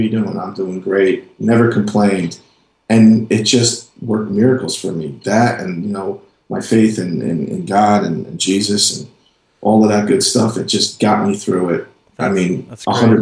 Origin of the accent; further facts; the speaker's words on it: New Jersey, United States; moved away as an adult; now in North Carolina, United States; I lived in New Jersey. I'm from New Jersey